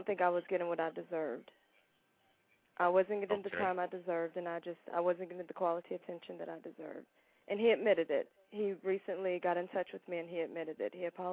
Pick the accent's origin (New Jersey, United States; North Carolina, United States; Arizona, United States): North Carolina, United States; now in Atlanta, United States; I'm from North Carolina.